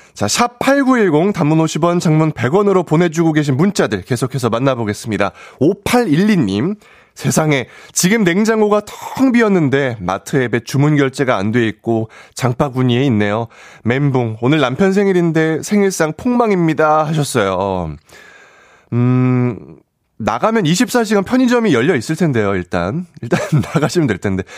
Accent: Gyeonggi Province, South Korea; 사투리는 안 되지만 공감은 뛰어난 경출, 경기도 출신 청년회장

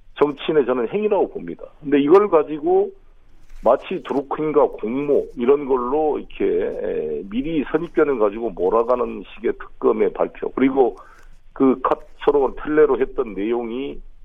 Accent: Honam, South Korea; moved away; also born or lived in Incheon; 호남 출신으로

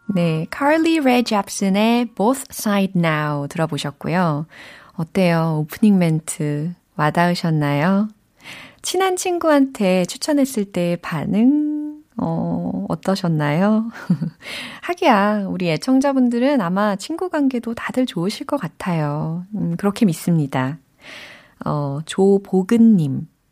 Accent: Seoul, South Korea; 저의 고향은 사울입니다

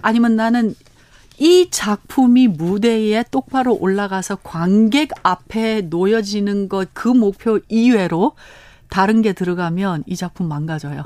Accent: Los Angeles, California, United States; Korean is a second language; moved away as an adult; also born or lived in Korea; now in South Korea; 저희는 캘리포니아 LA에서 태어났습니다

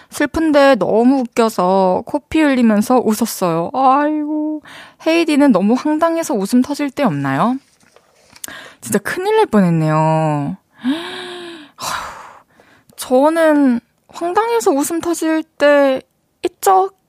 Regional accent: Goseong, South Gyeongsang, South Korea; 경남 고성에서

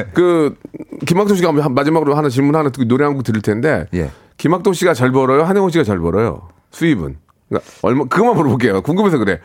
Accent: South Korea; 대한민국 사람으로서

